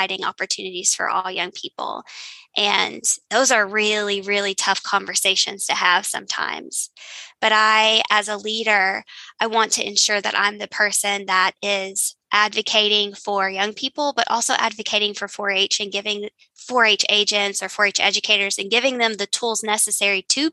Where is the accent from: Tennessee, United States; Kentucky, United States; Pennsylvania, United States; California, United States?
Kentucky, United States; Eastern; my family is from Appalachia. We're from Eastern Kentucky.